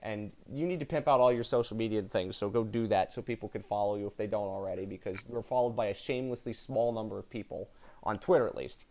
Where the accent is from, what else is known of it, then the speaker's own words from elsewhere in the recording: New Jersey, United States; I'm from the part of New Jersey that's outside of Philadelphia